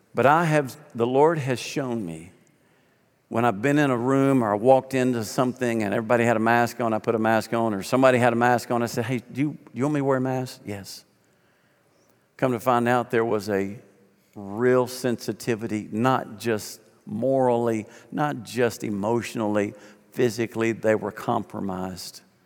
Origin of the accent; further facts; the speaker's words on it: Arkansas, United States; moved away as an adult; I'm a kid from Arkansas who paid my way through summers by hauling hay